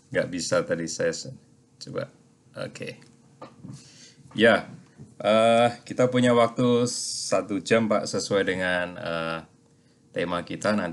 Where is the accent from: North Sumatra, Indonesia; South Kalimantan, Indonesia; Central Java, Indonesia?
Central Java, Indonesia; Klaten; jadi kita ya. ini sama-sama coklat ya, cowok Klaten.